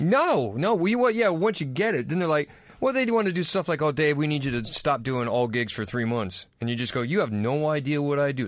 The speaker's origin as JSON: {"language": "English", "country": "United States", "moved": "yes", "lives_now": "London, United Kingdom", "said": "I'm American"}